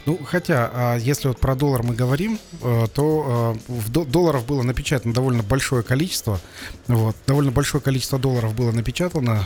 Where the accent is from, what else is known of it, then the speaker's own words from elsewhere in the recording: Kazakhstan; среднего нашего казахстанца